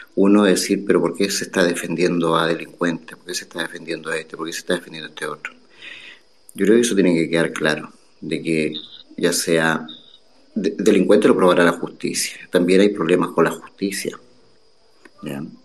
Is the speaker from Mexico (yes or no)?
no; Chile; Yo soy chileno.